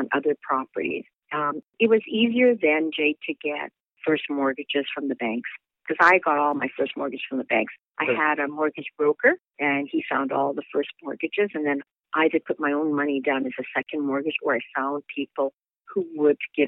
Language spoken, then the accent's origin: English; Winnipeg, Manitoba, Canada; moved away; also born or lived in New York City; I'm originally from Winnipeg, Manitoba